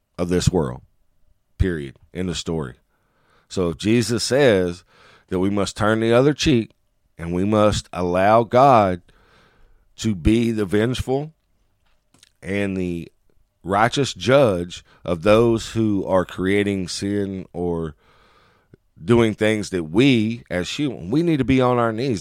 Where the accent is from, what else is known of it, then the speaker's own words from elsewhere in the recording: United States; as American men